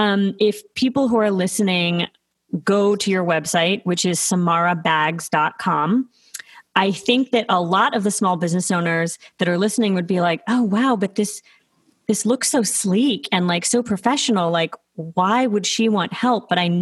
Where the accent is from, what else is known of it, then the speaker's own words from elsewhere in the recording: Toronto, Ontario, Canada; By the way, I am also from Toronto.